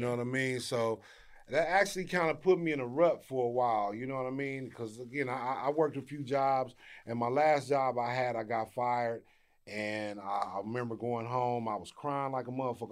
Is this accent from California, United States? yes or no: yes; Inglewood, California, United States; also born or lived in Arkansas / South Los Angeles; I've been here since I was ten, and I grew up in Inglewood, between Inglewood and South L A.